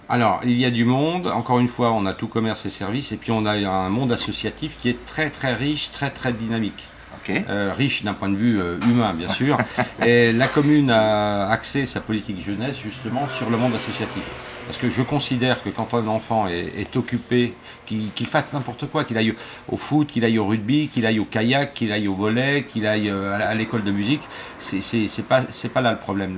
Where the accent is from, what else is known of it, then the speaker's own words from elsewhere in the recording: Jura, Bourgogne-Franche-Comté, France; moved away; also born or lived in Brittany; je suis né dans le Jura